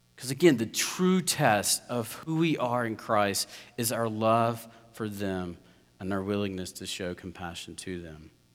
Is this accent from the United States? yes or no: yes; South Georgia, United States; I'm from South Georgia, rural area